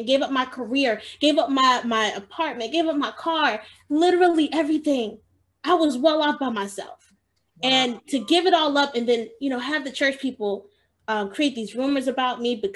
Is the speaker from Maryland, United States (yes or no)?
no; Georgia, United States; moved away as an adult; also born or lived in Chicago, Illinois; I moved from Georgia. That's where I was born and raised, and I moved to Chicago